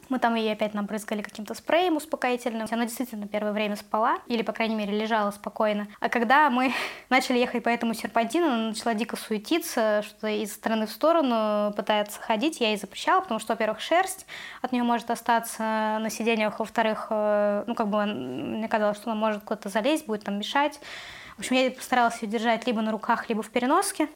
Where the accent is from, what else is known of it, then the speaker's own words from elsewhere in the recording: Russia; moved away as an adult; now in Tbilisi, Georgia; я россиянка, из-за того, что я русская